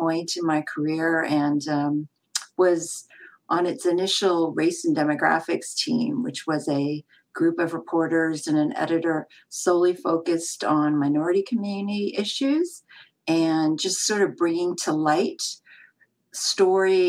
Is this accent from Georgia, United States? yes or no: no; San Francisco, California, United States; I grew up in San Francisco and I'm a Chinese American background